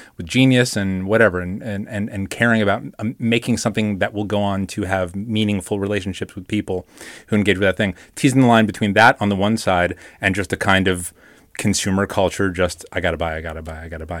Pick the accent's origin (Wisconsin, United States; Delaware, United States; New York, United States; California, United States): New York, United States; I grew up in New York and, uh, you know, a teenager in the nineties.